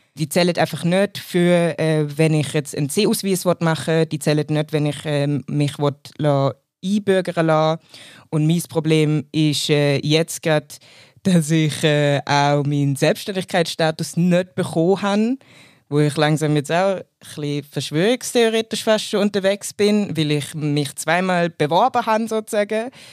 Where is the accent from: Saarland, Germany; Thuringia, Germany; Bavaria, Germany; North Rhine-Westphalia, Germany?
Bavaria, Germany; Munich; moved away as an adult; now in Switzerland; Ich komme aus Deutschland, ich bin in München aufgewachsen und geboren